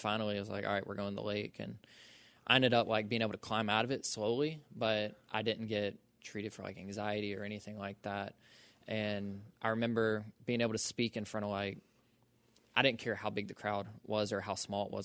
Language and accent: English; Social Circle, Georgia, United States; I'm from Social Circle, Georgia